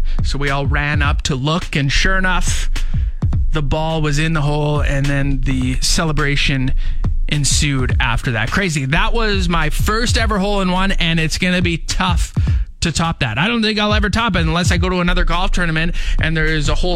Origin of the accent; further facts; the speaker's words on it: Canada; We're Canadian